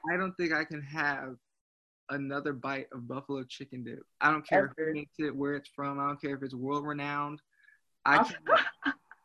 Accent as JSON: {"language": "English", "town": "Zionsville", "region": "Indiana", "country": "United States", "moved": "as an adult", "lives_now": "Columbia, United States", "said": "I'm originally from Zionsville, Indiana. So I'm an out-of-state kid coming to South Carolina."}